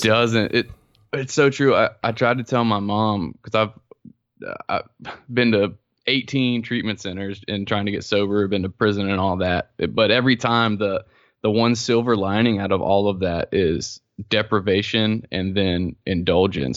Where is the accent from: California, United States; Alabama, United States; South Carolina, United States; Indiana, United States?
South Carolina, United States; I'm from South Carolina, and I grew up Southern Presbyterian.